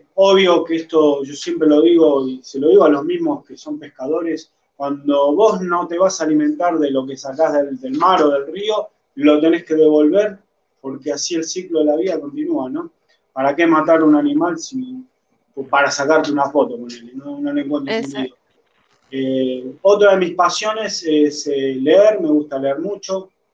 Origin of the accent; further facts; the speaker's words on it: Argentina; fuera de mi país, de Argentina